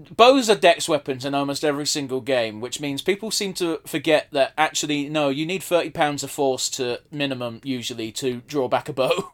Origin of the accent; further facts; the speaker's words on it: United Kingdom; we're British as fuck